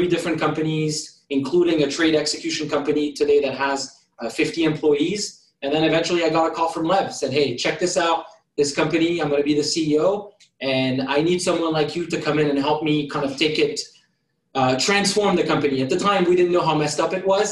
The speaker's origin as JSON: {"language": "English", "country": "France", "tie": "born or raised there", "second_language": "English", "moved": "as an adult", "lives_now": "United States", "said": "So I was born in France, moved to the United States when I was 18, went to community college, learned English"}